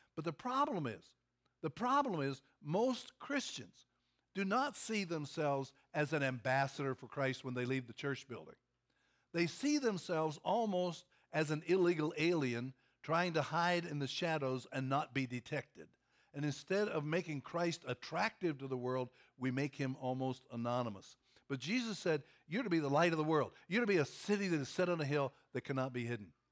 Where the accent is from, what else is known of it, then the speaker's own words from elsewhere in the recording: Pennsylvania, United States; also born or lived in Kentucky; now in Louisville, United States; I grew up in Pennsylvania on the farm